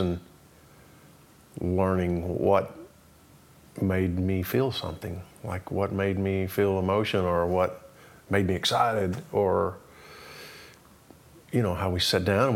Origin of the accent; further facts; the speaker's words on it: Townsend, Tennessee, United States; moved away as an adult; also born or lived in Arlington, Virginia; now in Nashville, United States; East Tennessee, Townsend, which is in the Smokies, we moved back and grew up there until I went away to college